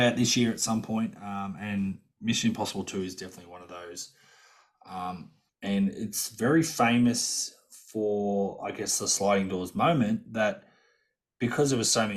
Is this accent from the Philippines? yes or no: no; Australia; we're Australian